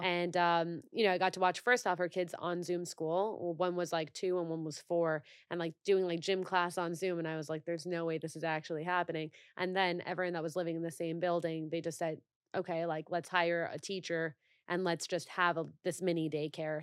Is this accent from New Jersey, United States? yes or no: yes; New Jersey, United States; I'm from New Jersey